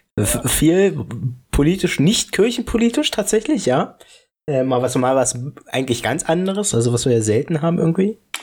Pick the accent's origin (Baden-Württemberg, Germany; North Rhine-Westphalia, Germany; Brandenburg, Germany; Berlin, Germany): Brandenburg, Germany; Falkensee; moved away as an adult; jetzt weiß ich auch, was wieder in meiner Heimat abgeht, wo ich jetzt fast ein halbes Jahr nicht mehr dort wohne